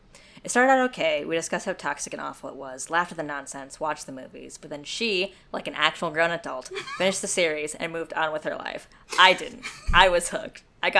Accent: New Zealand; So, I'm from New Zealand, and last year we had a pretty extreme strict lockdown going on for 6 weeks or so.

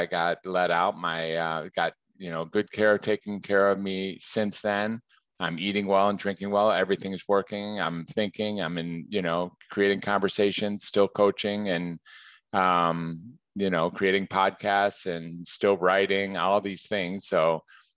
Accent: Detroit, Michigan, United States; moved away as an adult; now in Northern California, United States; I am in the Detroit area is where I grew up.

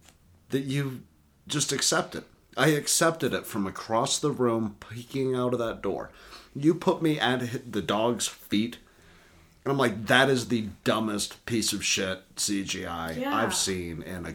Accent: Tennessee, United States; We're from Tennessee

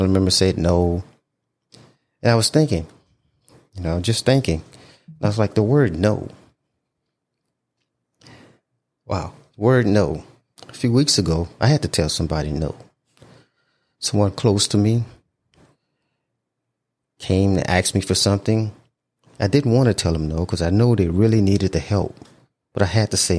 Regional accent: Houma, Louisiana, United States; moved away as an adult; my hometown

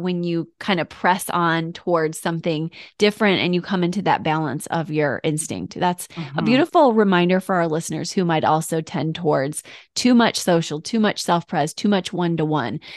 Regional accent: Michigan, United States; now in Florida, United States; I grew up in Michigan

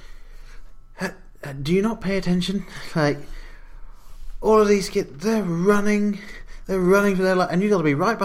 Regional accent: England, United Kingdom; moved away; growing up in England

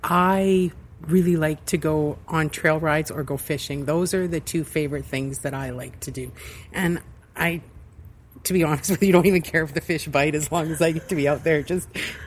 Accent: Saskatoon, Saskatchewan, Canada; also born or lived in Moose Jaw; Yes, I was born in Moose Jaw. We lived in Moose Jaw till I was four, and then we moved to Saskatoon. And I spent all of my years here going to school

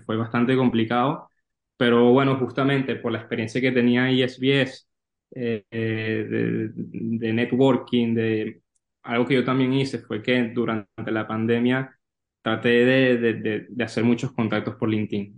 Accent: Venezuela; moved away as an adult; also born or lived in New York / Valencia, Spain; now in Spain; que no soy de España, que soy de Venezuela

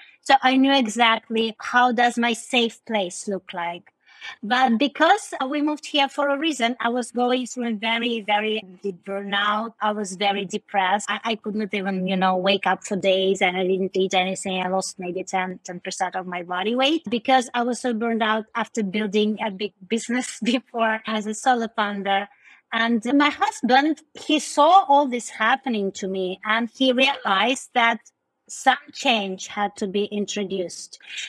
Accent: India; English is a second language; also born or lived in Russia; when I say I was born in Russia, but I moved to India when I was 9 years old, and I grew up there, like, well, I can't say I'm an Indian, right?

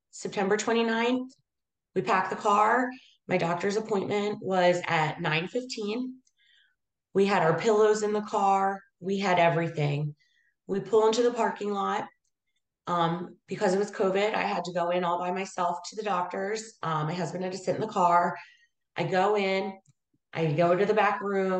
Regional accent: Abington, Pennsylvania, United States; born and raised in Abington

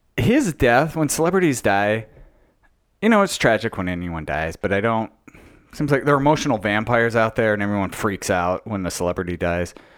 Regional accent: Logan, Utah, United States; moved away as an adult; also born or lived in Long Beach, California; growing up in Logan, Utah

